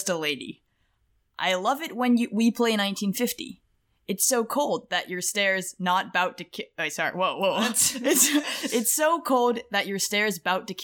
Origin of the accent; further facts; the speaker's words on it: Portland, United States; we're from Portland